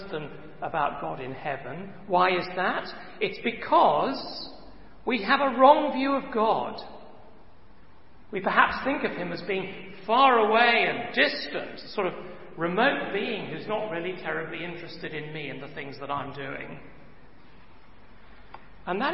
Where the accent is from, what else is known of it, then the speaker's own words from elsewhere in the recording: England, United Kingdom; me and my fellow countrymen